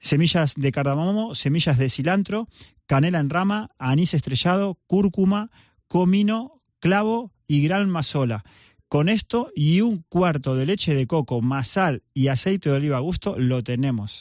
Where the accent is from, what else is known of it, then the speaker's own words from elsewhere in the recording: Argentina; soy argentino